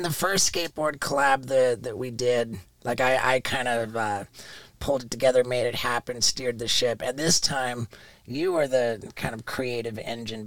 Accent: London, United Kingdom; I was born in 1974 in London, England.

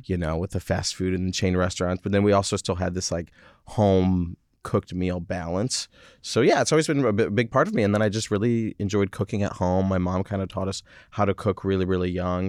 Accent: Michigan, United States; moved away; also born or lived in France; my mom French, dad is American. Mm-hmm. And I grew up in Michigan

